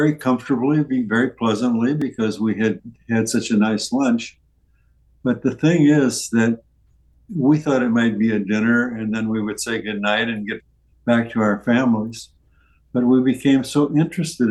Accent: St. Charles, Missouri, United States; moved away; my birthplace and where I grew up was St. Charles, Missouri, which is across the river

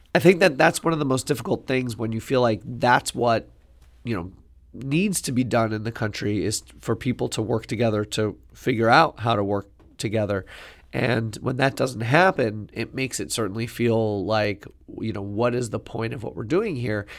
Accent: New York City, New York, United States; I grew up in Queens

